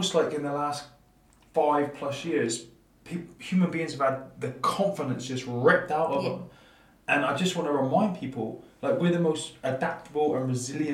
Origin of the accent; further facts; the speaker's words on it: Plymouth, South West England, United Kingdom; born and bred in Plymouth, former Royal Marine.